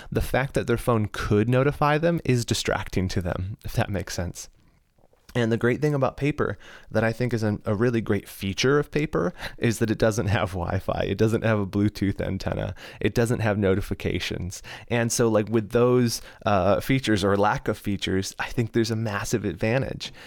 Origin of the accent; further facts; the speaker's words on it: United States; I'm an American